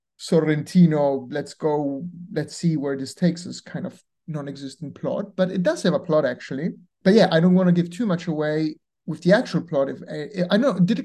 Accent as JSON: {"language": "English", "town": "Rome", "region": "Lazio", "country": "Italy", "moved": "yes", "said": "I'm from Rome originally"}